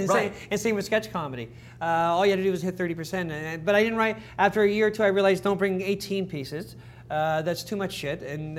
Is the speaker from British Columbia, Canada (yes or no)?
no; Toronto, Ontario, Canada; Dave and Scott and I grew up in Toronto.